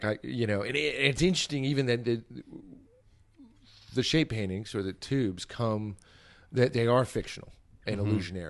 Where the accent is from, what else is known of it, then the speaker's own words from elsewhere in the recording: New Jersey, United States; and I'm from New Jersey.